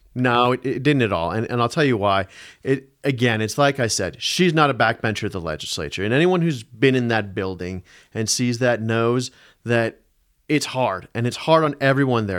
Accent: Denver, Colorado, United States; I grew up in Denver. I grew up just on the west side of Denver in Jeffco. Went to Green Mountain High School

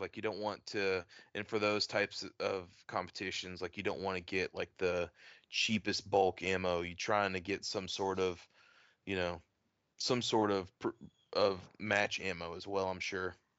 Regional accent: Texas, United States; moved away; I'm from Texas originally

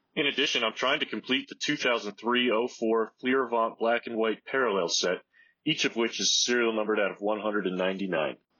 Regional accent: Memphis, Tennessee, United States; I'm from Memphis and I live in Memphis.

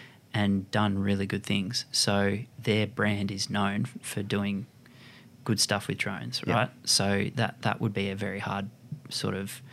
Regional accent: Lennox Head, New South Wales, Australia; now in Brisbane, Australia; We actually used to live in Lennox Head

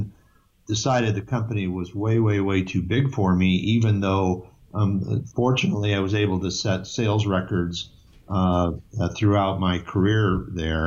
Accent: Detroit, Michigan, United States; moved away as an adult; also born or lived in Massachusetts; now in New Hampshire, United States; born in Detroit, Michigan. I grew up in Michigan, and I actually went to undergraduate school and graduate school in Michigan as well

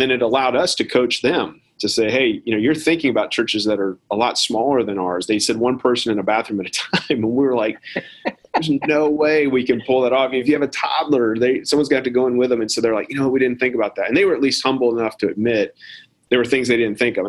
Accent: United States; as an American

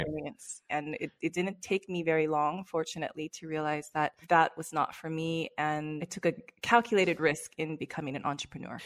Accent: Los Angeles, California, United States; moved away as an adult; also born or lived in London; now in Barcelona, Spain; I've born and raised in Los Angeles.

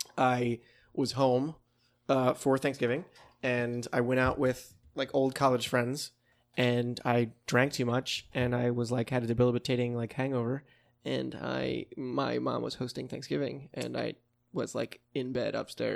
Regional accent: East Coast, United States; I grew up on the East Coast.

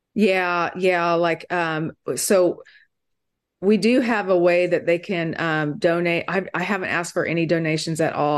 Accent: Kiowa, Kansas, United States; now in Austin, United States; I was born in Kiowa, Kansas, me and my twin sister

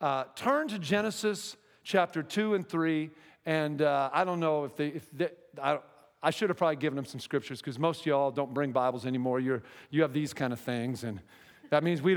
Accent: Seattle, Washington, United States; moved away as an adult; I'm from Seattle

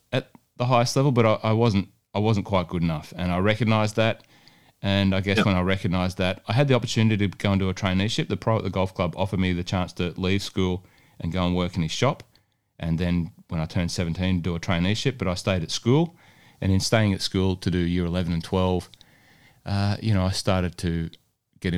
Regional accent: Cessnock, New South Wales, Australia; moved away as an adult; now in Melbourne, Australia; in the Hunter Valley at Cessnock, which is, you know, my hometown, but Melbourne's my hometown now and has been for, 20 odd years now.

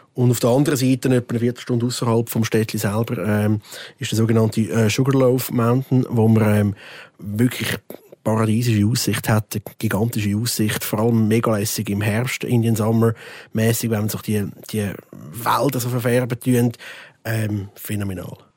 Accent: Switzerland; bei uns in der Schweiz

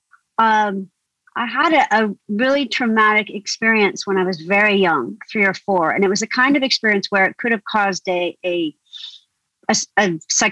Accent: rural Indiana, United States; moved away as an adult; also born or lived in Deep South; this is rural Indiana and I was different anyway, because I'm half Indian, half English

